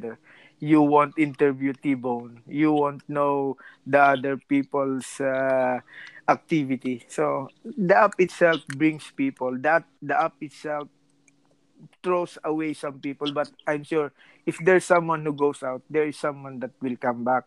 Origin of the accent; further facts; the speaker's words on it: Philippines; now in Rome, Italy; I'm a Filipino just working here in Rome.